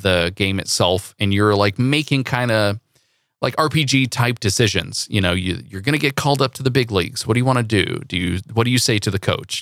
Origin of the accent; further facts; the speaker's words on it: Central Valley, California, United States; I grew up in the Central Valley